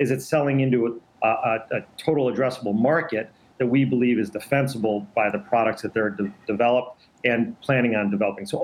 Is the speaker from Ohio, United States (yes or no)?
no; Detroit, Michigan, United States; born and raised in Detroit